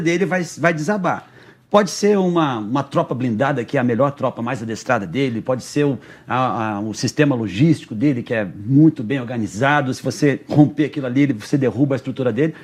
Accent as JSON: {"language": "Portuguese", "town": "Rio Negro", "region": "Paraná", "country": "Brazil", "tie": "born or raised there", "also_born_or_lived": "Mato Grosso", "moved": "yes", "lives_now": "Curitiba, Brazil", "said": "eu nasci no Mato Grosso, mas me criei em Rio Negro"}